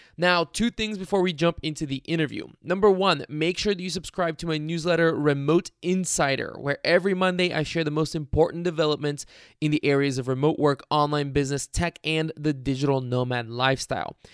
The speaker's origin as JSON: {"language": "English", "town": "Cincinnati", "region": "Ohio", "country": "United States", "said": "I'm from Cincinnati"}